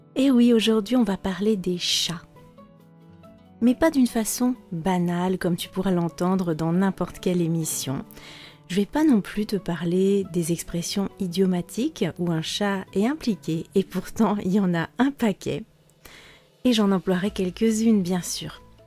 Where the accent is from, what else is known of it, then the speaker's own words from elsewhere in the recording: Netherlands; French is a second language; je viens des Pays-Bas